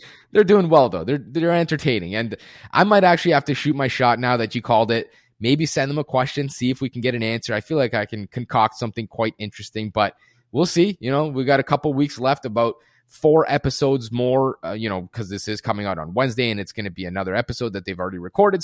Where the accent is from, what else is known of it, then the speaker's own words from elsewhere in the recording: Germany; moved away; I was born and raised in Germany too